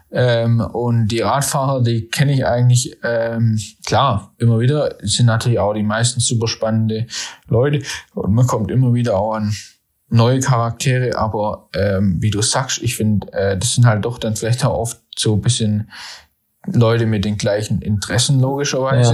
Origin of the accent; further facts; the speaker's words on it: Nürtingen, Baden-Württemberg, Germany; also born or lived in Freiburg; ich komme ja hier aus der Nähe von Stuttgart, aus Nürtingen